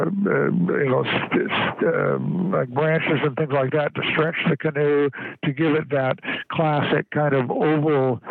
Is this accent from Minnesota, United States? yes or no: no; Astoria, Oregon, United States; in my hometown of Astoria